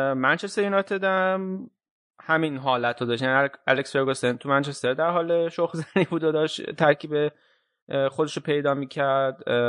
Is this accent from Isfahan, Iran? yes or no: yes; Isfahan, Iran; من که بچه اصفهانم